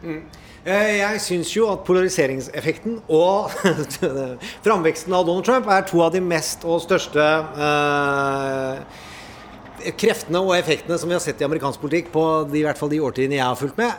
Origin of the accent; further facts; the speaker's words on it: Indre Østfold, Norway; jeg er fra Indre Østfold